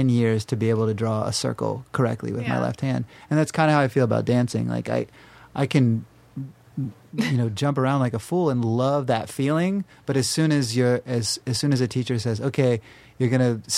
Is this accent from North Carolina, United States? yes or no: yes; North Carolina, United States; now in Los Angeles, United States; where I grew up in North Carolina